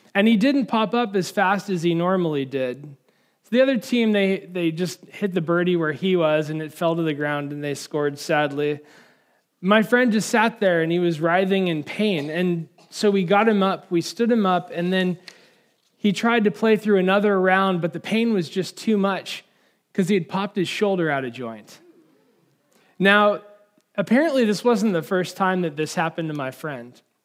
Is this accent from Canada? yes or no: no; California, United States; now in Washington, D.C. area, United States; I'm from California